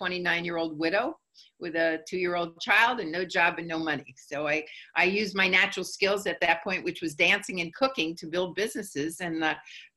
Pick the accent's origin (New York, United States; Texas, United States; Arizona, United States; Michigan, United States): New York, United States; I'm from New York